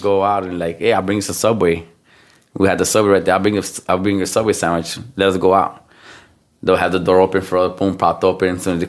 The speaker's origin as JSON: {"language": "English", "town": "Chicago", "region": "Illinois", "country": "United States", "tie": "born or raised there", "also_born_or_lived": "Houston, Texas", "said": "well, I was born in Houston, Texas. If you guys didn't know that. Then we moved to Chicago, Humboldt Park. Been there most of my life. Been there for more than 33 years now."}